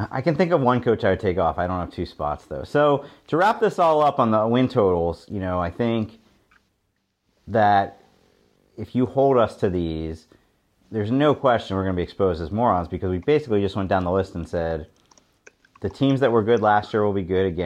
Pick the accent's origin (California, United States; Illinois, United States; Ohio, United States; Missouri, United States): Ohio, United States; Cincinnati; Growing up in Cincinnati, I was into college basketball way earlier than I was into college football.